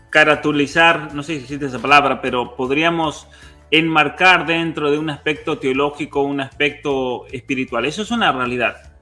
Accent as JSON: {"language": "Spanish", "country": "Argentina", "tie": "born or raised there", "said": "en Argentina, una cosa que yo siempre agradezco de haber crecido en un lugar donde todos éramos todos, no importa si uno tenía más o menos, éramos todos argentinos"}